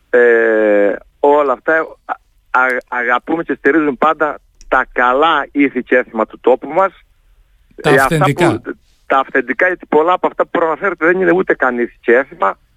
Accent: Heraklion, Crete, Greece; πάντα είναι ο τόπο μου. Το Ηράκλειο και η Κρήτη

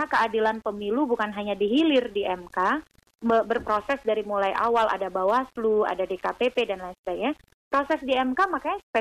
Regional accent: South Sumatra, Indonesia; di Sumatera Selatan, contoh kampung saya

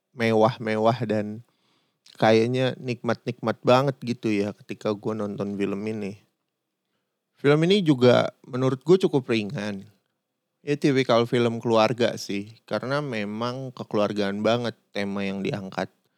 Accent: Jakarta, Indonesia; also born or lived in Padang; gue sendiri orang Padang, tapi gue gede di Jakarta

